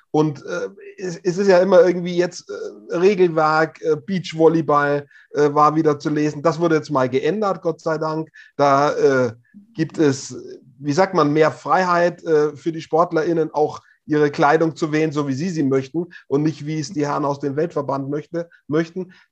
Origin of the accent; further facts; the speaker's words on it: Hof, Bavaria, Germany; Es gab im Herbst in Hof, meiner Heimatstadt, eine das traditionelle Stabhochsprung-Meeting in der Innenstadt